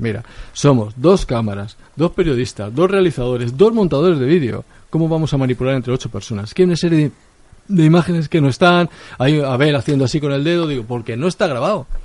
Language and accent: Spanish; Madrid, Community of Madrid, Spain; es en mi infancia, eh, es un poco mi barrio